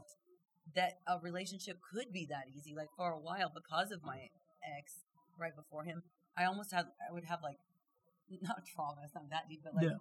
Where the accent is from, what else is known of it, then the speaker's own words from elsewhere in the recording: Indiana, United States; moved away as an adult; now in Los Angeles, United States; I'm from Indiana. In Indiana, you see it. And I've lived in L.A. for 20 years